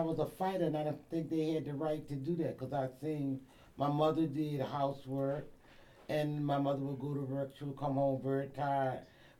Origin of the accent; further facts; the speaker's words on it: Portsmouth, Virginia, United States; moved away as an adult; now in New York, United States; I'm from Portsmouth, but born and raised in Portsmouth, Virginia. Came to New York in the late 60s.